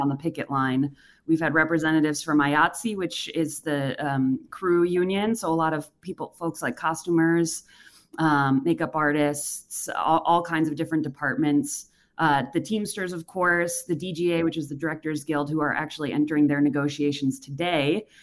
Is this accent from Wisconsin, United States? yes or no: yes; Racine, Wisconsin, United States; moved away; I'm from Wisconsin as well. I grew up in Racine.